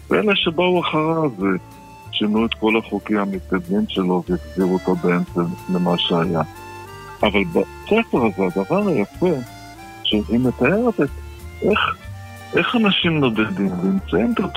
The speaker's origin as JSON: {"language": "Hebrew", "town": "Baghdad", "region": "Baghdad Governorate", "country": "Iraq", "tie": "born or raised there", "said": "כן, אני יליד בגדד."}